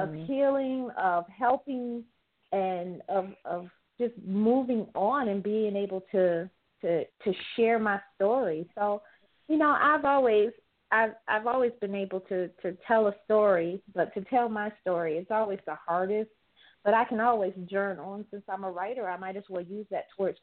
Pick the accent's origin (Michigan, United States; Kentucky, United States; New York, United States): Michigan, United States; Detroit; I'm from Detroit